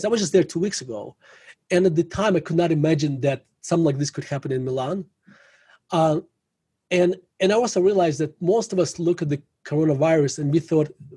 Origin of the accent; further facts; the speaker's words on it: Russia; now in Denver, United States; growing up in Russia, like, you know, you become skeptical, you know, in Soviet Russia